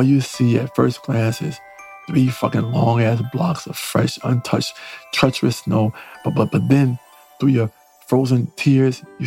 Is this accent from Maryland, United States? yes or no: no; New York City, New York, United States; now in Southern California, United States; I live out here in sunny Southern California, I grew up on the East Coast